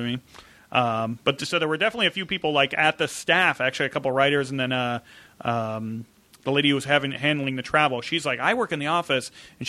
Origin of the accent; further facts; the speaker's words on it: Midwest, United States; growing up in the Midwest and that kind of thing.